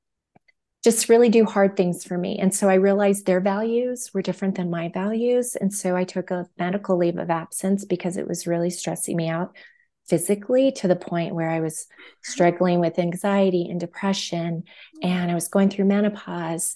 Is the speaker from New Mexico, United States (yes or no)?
yes; New Mexico, United States; moved away as an adult; now in Colorado, United States; I'm from New Mexico, and I was actually born just outside of the Navajo Reservation